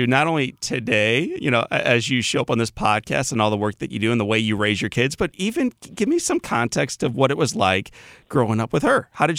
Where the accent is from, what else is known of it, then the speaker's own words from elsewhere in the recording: Missouri, United States; Yep. I'm an East Sider.